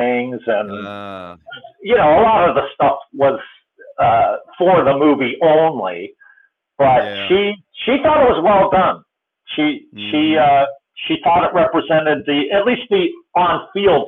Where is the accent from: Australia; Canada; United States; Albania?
United States; Erie, Pennsylvania; also born or lived in Pittsburgh; I was born in Erie, so when I was growing up in Erie